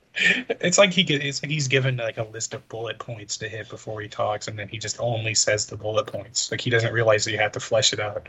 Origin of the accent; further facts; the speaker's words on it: Chicago, Illinois, United States; a Chicagoan and a fan of Chicago sports